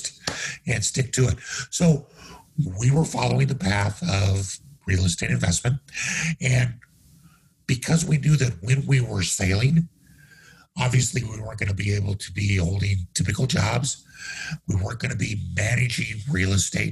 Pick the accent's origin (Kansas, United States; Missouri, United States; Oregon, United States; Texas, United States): Kansas, United States; moved away; also born or lived in Denver; I grew up in Kansas where there ain't a lot of ocean.